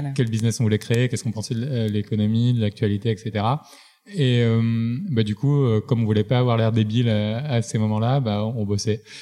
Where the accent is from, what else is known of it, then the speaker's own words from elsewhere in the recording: Marseille, Provence-Alpes-Côte d'Azur, France; je viens de Marseille, grandi dans bonnes conditions